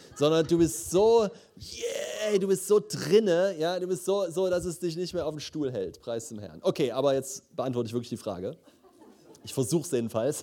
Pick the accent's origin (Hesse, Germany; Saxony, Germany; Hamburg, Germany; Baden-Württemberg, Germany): Saxony, Germany; Leipzig; moved away; ich komme aus Leipzig eigentlich